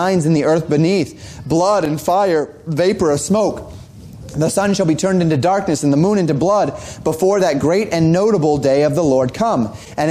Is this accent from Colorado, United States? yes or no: yes; Colorado, United States; I grew up in Colorado